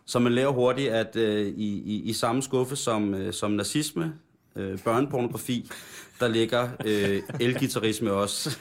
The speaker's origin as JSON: {"language": "Danish", "town": "Roskilde", "region": "Zealand", "country": "Denmark", "said": "jeg startede på nylonstrengen i den lokale musikskole Roskilde"}